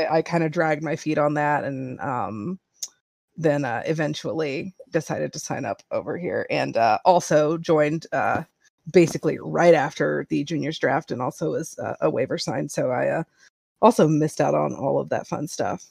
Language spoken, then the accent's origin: English; Texas, United States; I grew up in Texas and tried to be a Rangers fan for a while